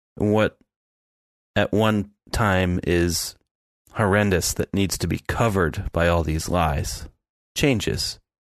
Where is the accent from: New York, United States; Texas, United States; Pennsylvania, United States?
Pennsylvania, United States; the Poconos; I grew up in the Poconos.